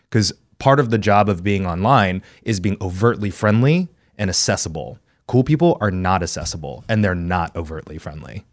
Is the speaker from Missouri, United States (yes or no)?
no; Texas, United States; moved away; as a Texan child